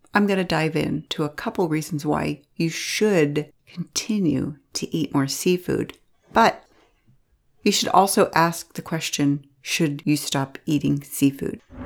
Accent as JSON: {"language": "English", "town": "Pittsburgh", "region": "Pennsylvania", "country": "United States", "said": "I'm from Pittsburgh"}